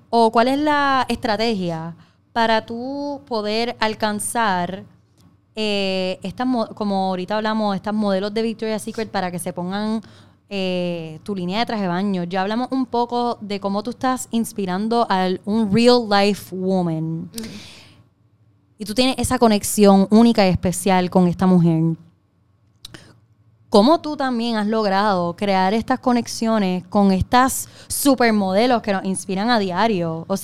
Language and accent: Spanish; Trujillo Alto, Puerto Rico; Pero soy de Trujillo Alto